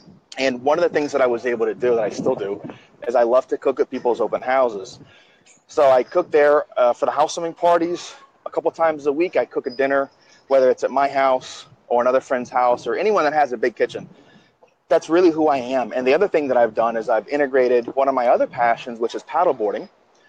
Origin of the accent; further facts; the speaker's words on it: Washington, District of Columbia, United States; also born or lived in New Jersey / Brazil / Gulf Coast of Florida; now in Miami, United States; I grew up in a military government family. I was born in New Jersey, and I was raised in the Washington, D.C. area.